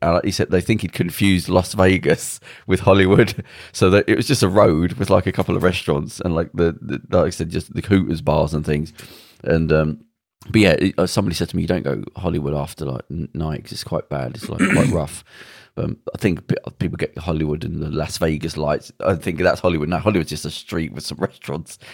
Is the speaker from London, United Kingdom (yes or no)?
no; Belfast, Northern Ireland, United Kingdom; when I grew up in Belfast, there were soldiers in, out, outside all the houses